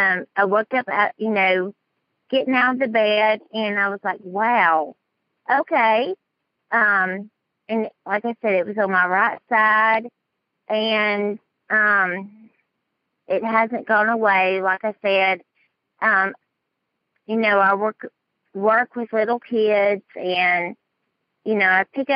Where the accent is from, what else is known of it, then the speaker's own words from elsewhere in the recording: Dallas, Texas, United States; accent: southern; I'm from Dallas, Texas.